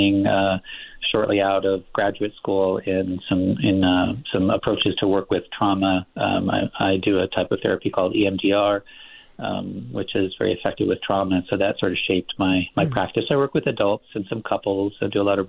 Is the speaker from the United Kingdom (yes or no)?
no; Los Angeles, California, United States; moved away as an adult; also born or lived in Texas / Massachusetts / Midwest; born and raised in Los Angeles in the San Fernando Valley